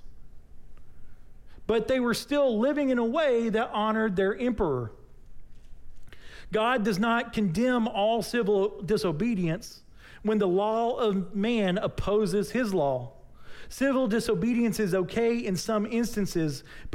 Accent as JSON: {"language": "English", "country": "United States", "said": "as American citizens who are Christians"}